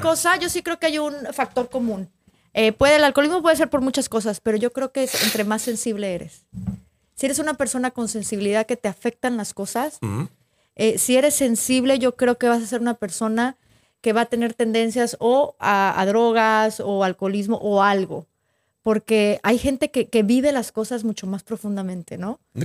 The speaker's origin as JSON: {"language": "Spanish", "region": "northern Mexico", "country": "Mexico", "said": "somos del norte de México"}